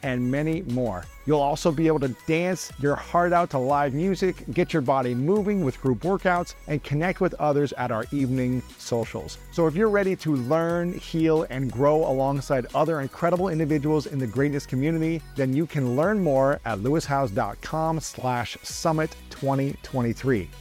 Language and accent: English; Columbus, Ohio, United States; in my hometown of Columbus, Ohio